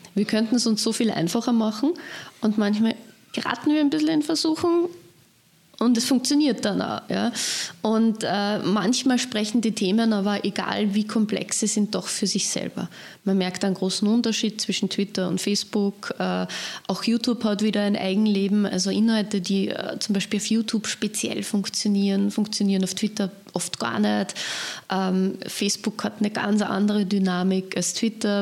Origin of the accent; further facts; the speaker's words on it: Leonding, Upper Austria, Austria; meine Heimatgemeinde Leonding